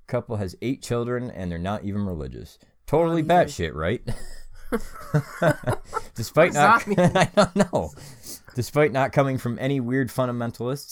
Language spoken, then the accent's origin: English; Canada; we're Canadian